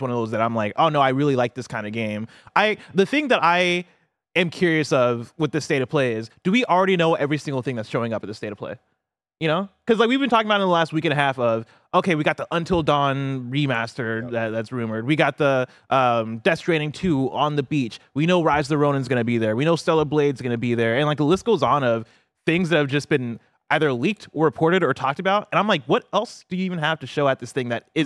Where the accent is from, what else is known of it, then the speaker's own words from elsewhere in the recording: Illinois, United States; I am from Illinois